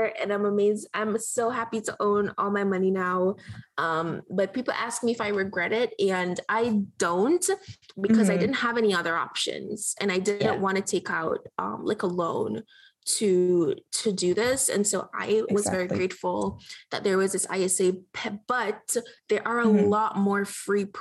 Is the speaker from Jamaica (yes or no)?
yes; Jamaica; now in United States; I grew up in Jamaica, and we struggled